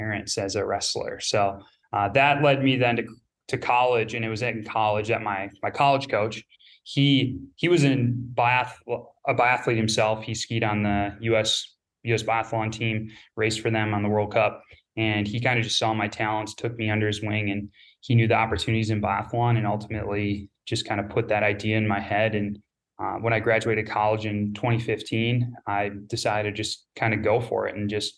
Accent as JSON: {"language": "English", "region": "Northeast Wisconsin", "country": "United States", "tie": "born or raised there", "said": "Growing up, I grew up in Northeast Wisconsin"}